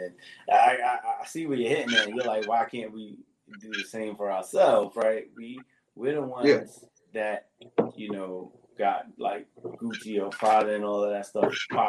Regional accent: United States; as much as we're African American, none of us that were born here or had family rooted in slavery knows anything about our African ancestry.

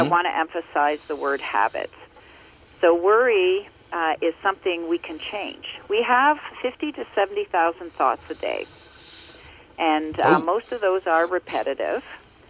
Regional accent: Ontario, Canada; born or raised there

